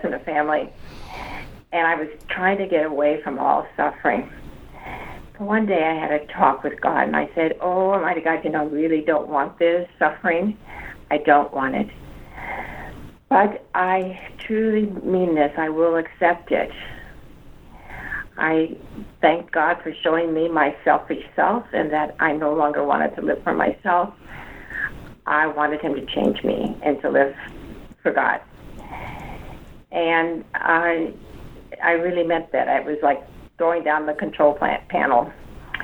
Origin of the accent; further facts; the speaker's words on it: Midwest, United States; moved away as an adult; also born or lived in Washington; now in New Orleans, United States; I grew up in the Midwest